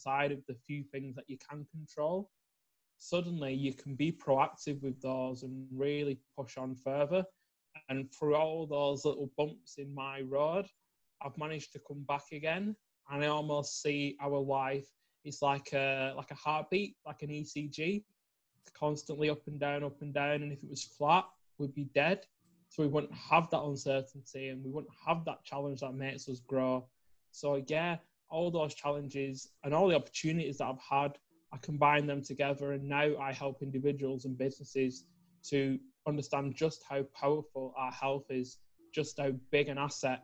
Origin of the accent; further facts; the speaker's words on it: Preston, North West England, United Kingdom; I'm from Preston in the United Kingdom, which is not far from Manchester. So up in the north